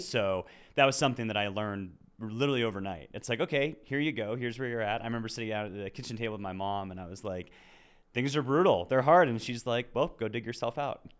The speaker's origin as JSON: {"language": "English", "town": "Lakewood", "region": "Colorado", "country": "United States", "tie": "born or raised there", "said": "I was born and raised in Lakewood"}